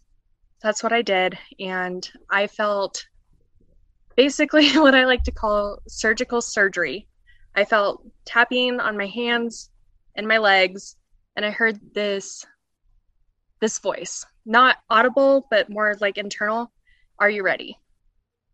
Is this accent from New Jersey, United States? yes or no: no; Colorado, United States; I'm from Colorado.